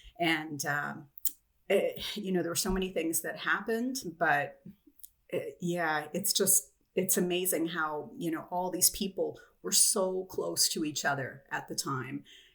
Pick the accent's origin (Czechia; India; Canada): Canada; being Canadian